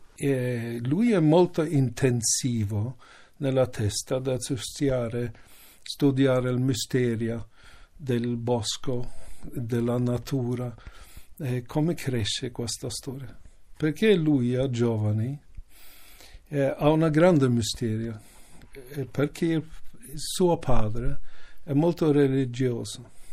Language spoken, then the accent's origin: Italian; Canada; Italian is a second language; moved away; io sono nato lì, in Canada